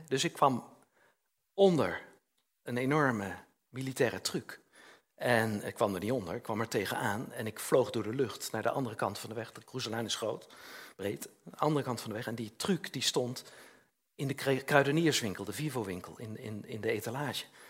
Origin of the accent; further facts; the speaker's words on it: Utrecht, Netherlands; in Utrecht, waar ik, waar ik vandaan kwam